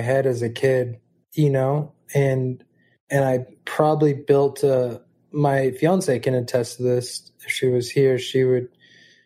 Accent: Malibu, California, United States; Our family is old Malibu. You know, it's ranch Malibu

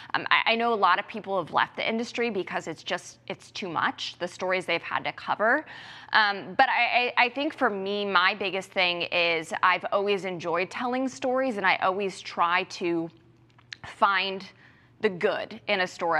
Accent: Ohio, United States; moved away; I'm from Ohio, and I'm going back home to work for the Cincinnati Police Department

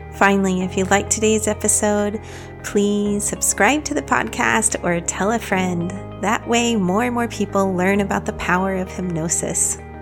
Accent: Paris, Île-de-France, France; moved away; I was born in Paris

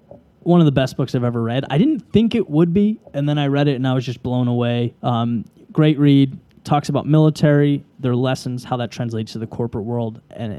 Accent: Boston, Massachusetts, United States; oh, I'm from Boston, man. I know.

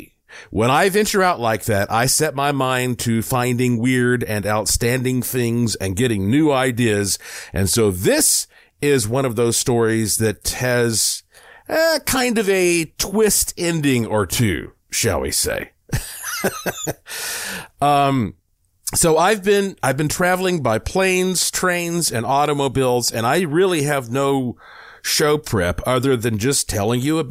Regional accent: Asheville, North Carolina, United States; now in Las Vegas, United States; I was born and raised in the Blue Ridge Mountains of Asheville, North Carolina

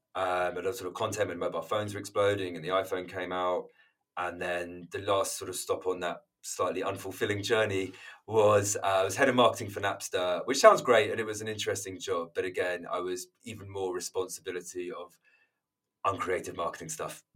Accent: London, United Kingdom; moved away as an adult; now in Margate, United Kingdom; I'm London born and bred

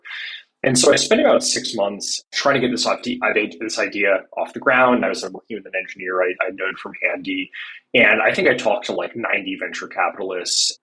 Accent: New York City, New York, United States; I grew up in New York City

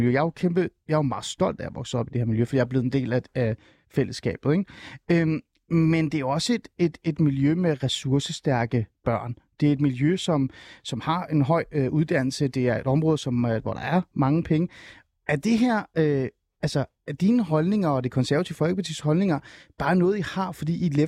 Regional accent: Djursland, Central Denmark Region, Denmark; jeg er opvokset på

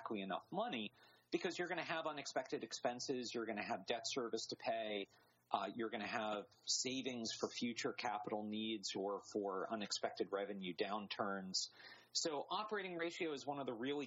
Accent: North Carolina, United States; I'm from North Carolina

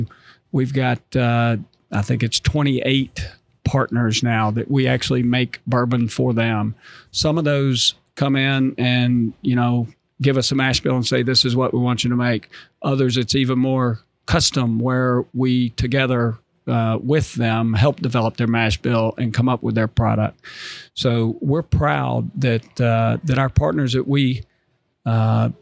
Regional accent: North Carolina, United States; moved away; I'm from North Carolina

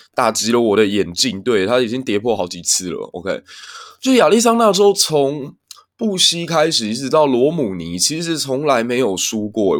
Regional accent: Kaohsiung, Taiwan; 身为一个高雄人

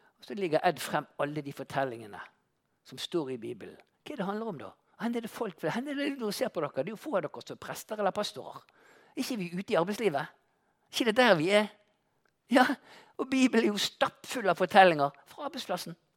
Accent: Bergen, Vestland, Norway; en vanlig elektriker fra Landås

